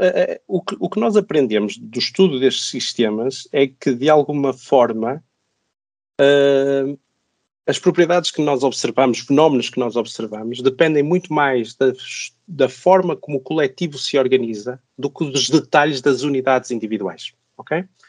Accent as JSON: {"language": "Portuguese", "town": "Braga", "region": "Norte", "country": "Portugal", "tie": "born or raised there", "also_born_or_lived": "Zurich, Switzerland", "moved": "as an adult", "lives_now": "Lisbon, Portugal", "said": "sou português, nasci no norte do país, em Braga. Eh, onde cresci, onde estudei, onde fiz o meu doutoramento"}